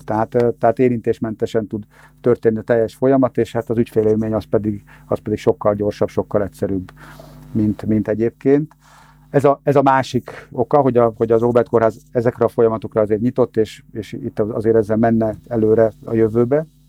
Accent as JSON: {"language": "Hungarian", "country": "Hungary", "said": "mi, mint magyar állampolgárok"}